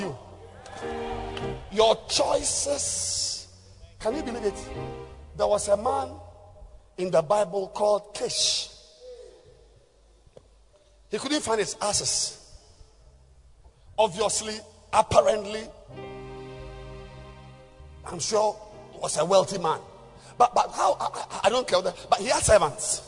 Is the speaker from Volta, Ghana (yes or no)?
no; Takoradi, Western Region, Ghana; I'm from Takrad